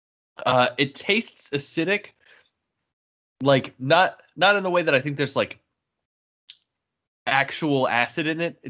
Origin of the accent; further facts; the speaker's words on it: Maryland, United States; born or raised there